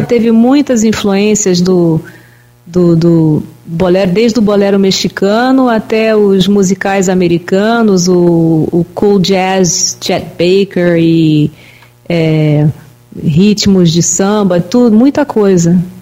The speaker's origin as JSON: {"language": "Portuguese", "country": "Brazil", "tie": "born or raised there", "said": "Eu nasci no Brasil."}